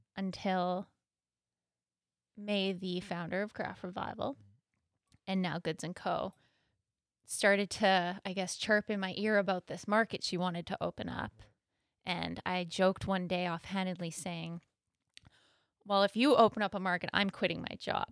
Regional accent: Thunder Bay, Ontario, Canada; I am from Thunder Bay, born and raised

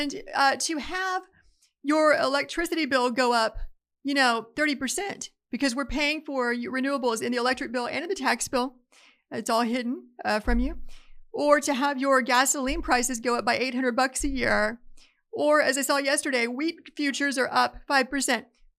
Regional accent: Appalachia, United States; I grew up in Appalachia. We always had a freezer full of game because it supplemented the food bill.

